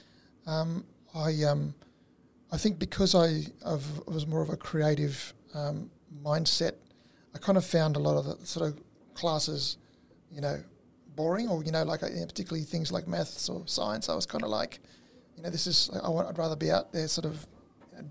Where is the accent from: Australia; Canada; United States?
Australia; born or raised there; first language Italian; English is a second language